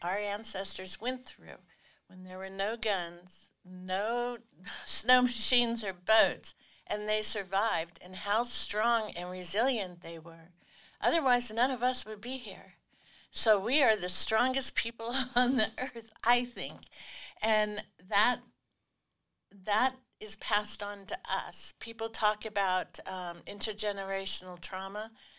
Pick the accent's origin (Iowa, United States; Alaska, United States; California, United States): Alaska, United States; Rampart; I'm Koyukon Athabascan, and my home village is Rampart.